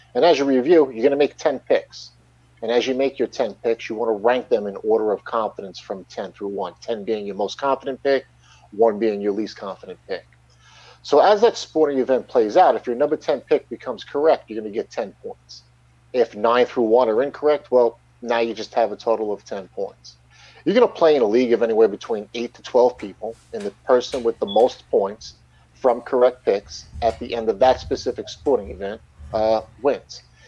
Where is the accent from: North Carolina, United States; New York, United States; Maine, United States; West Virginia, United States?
New York, United States; Long Island; I'm born and raised and currently live on Long Island, New York